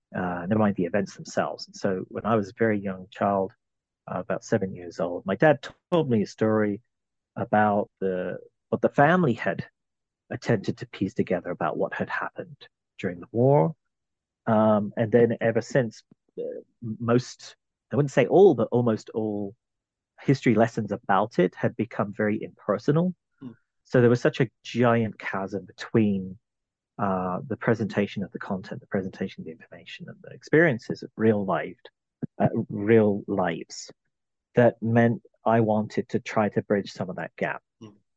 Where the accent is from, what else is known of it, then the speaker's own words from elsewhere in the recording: London, United Kingdom; I was uh, born in London, in England. I'm originally from the British Isles